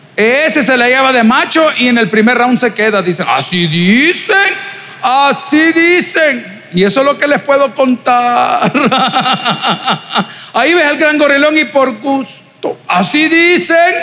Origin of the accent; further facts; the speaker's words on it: El Salvador; somos salvadoreños